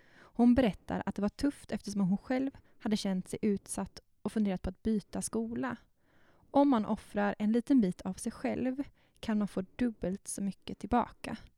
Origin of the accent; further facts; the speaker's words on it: Bankeryd, Jönköping County, Sweden; jag är ju uppvuxen i Bankeryd, gick på Attarpsskolan och sen så Per Bra gymnasiet i Jönköping